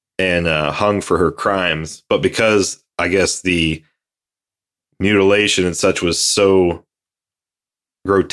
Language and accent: English; Ohio, United States; moved away; I'm from back east in Ohio.